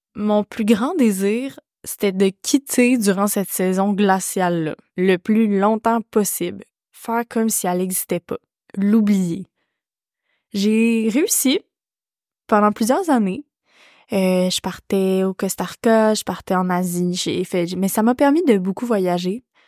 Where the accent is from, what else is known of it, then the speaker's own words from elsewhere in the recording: Quebec, Canada; L'hiver fait partie de ma vie en tant que québécoise